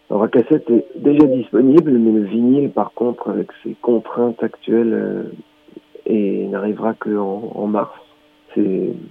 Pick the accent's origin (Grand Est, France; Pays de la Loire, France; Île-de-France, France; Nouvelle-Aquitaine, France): Grand Est, France; Donc moi, je suis du Haut-Rhin